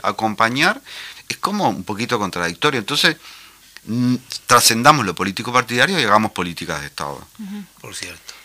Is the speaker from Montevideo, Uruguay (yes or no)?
no; Paysandú, Uruguay; moved away; estuve en Paysandú, que es mi ciudad natal